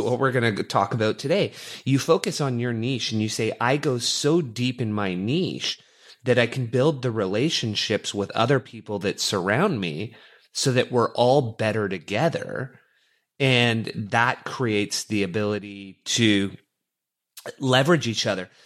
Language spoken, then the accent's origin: English; Canada; growing up as a Canadian boy, uh, hockey was in the blood